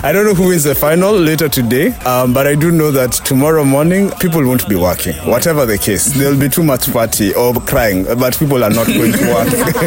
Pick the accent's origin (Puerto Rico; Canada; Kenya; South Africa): Kenya; moved away as an adult; now in Ivory Coast; I am a Kenyan